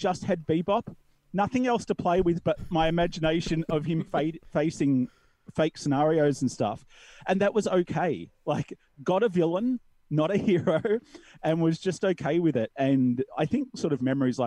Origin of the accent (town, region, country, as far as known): Australia; born or raised there